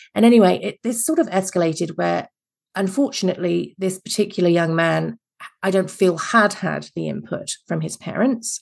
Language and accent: English; England, United Kingdom; accent: Mary Poppins slash Nanny McPhee; now in Adelaide, Australia; I'm originally English